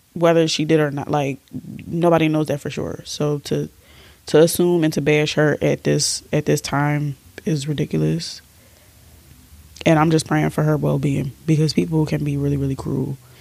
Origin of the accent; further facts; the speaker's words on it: Philadelphia, Pennsylvania, United States; We're from Philly